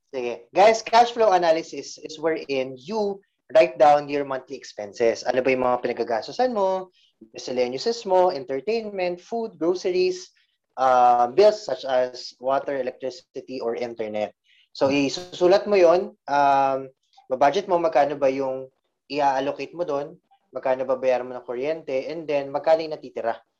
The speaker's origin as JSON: {"language": "Tagalog", "town": "San Jose del Monte", "region": "Central Luzon", "country": "Philippines", "said": "taga San Jose del Monte, Bulacan."}